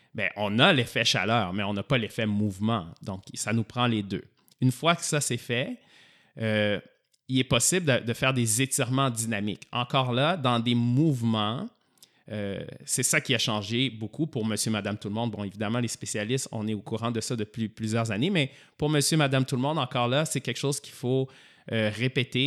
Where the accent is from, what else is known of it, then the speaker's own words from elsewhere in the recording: Montreal, Quebec, Canada; also born or lived in Sherbrooke; je suis revenu à Montréal parce que moi, je suis de Montréal